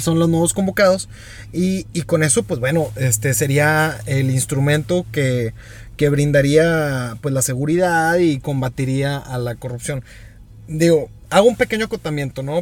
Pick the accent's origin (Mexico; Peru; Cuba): Mexico; como mexicanos